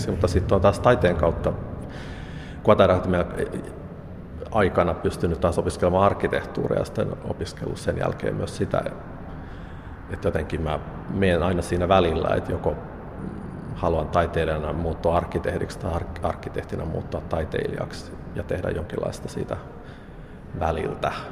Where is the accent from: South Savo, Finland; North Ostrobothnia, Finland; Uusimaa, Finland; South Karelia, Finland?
South Karelia, Finland; Lappeenranta; mä olen itse Lappeenrannasta kotoisin